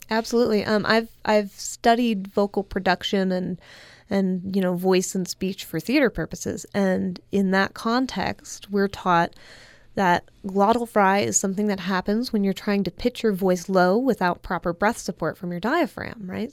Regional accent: California, United States; as a Californian

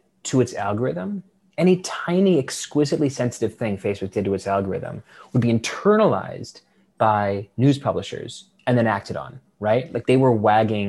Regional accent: United States; My hometown newspaper was the Washington Post

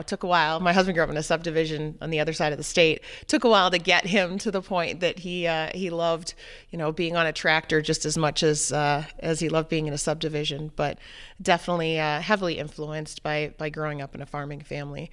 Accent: New Hampshire, United States; moved away; I grew up in New Hampshire, um, in the seacoast area

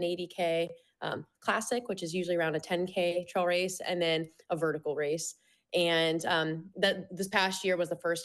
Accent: Western Pennsylvania, United States; moved away as an adult; also born or lived in Washington, D.C.; I'm from the East Coast originally, from Western Pennsylvania, and sharing miles in my childhood with them

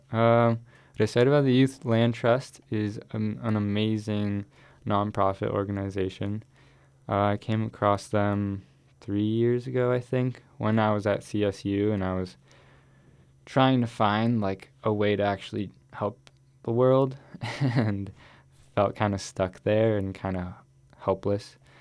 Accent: Boulder, Colorado, United States; also born or lived in Miami / Ecuador; that's really where I grew up, in Boulder

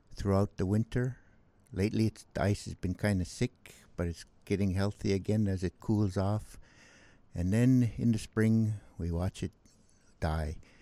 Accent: Bethel, Alaska, United States; also born or lived in Kalskag, Alaska; I grew up here on the Kuskokwim, uh, mostly in Bethel. I had all my school and schooling in Bethel

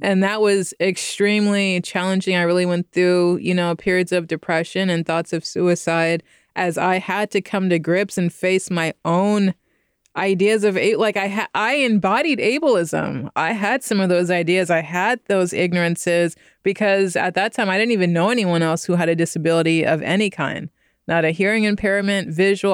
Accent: Stockton, California, United States; moved away as an adult; also born or lived in Philadelphia, Pennsylvania; now in Bay Area, United States; until I moved to Stockton, California. So I'm from the 209

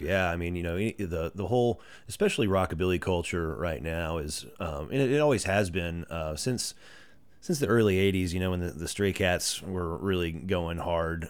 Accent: Greenville, Texas, United States; now in Dallas, United States; Born and raised in Greenville and, uh, went to high school, lived there up until two years ago.

